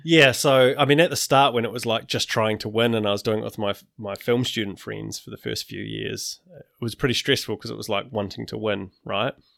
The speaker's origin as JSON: {"language": "English", "region": "Wellington", "country": "New Zealand", "tie": "born or raised there", "said": "growing up in Wellington, I used to do stop go animation"}